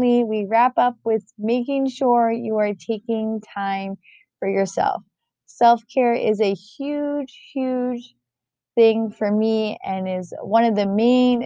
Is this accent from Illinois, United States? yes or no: no; New York, United States; moved away; I'm originally from New York